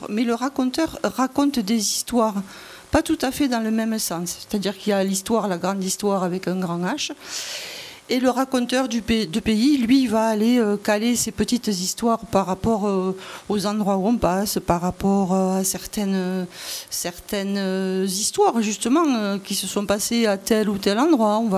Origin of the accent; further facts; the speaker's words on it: Monségur, Nouvelle-Aquitaine, France; Non, non, je ne suis pas originaire du d'Agenais, mais je suis originaire de Montségur, pas très loin d'ici.